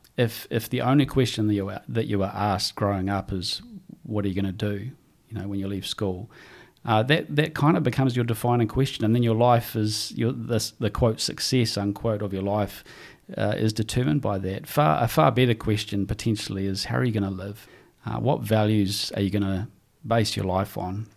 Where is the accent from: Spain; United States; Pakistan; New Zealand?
New Zealand; growing up in New Zealand